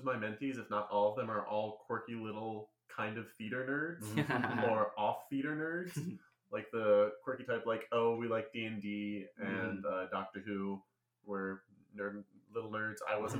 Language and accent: English; New York City, New York, United States; moved away as an adult; also born or lived in Illinois; I'm actually from New York City, all the way from New York. lived there my entire life until I graduated college. I moved out to Illinois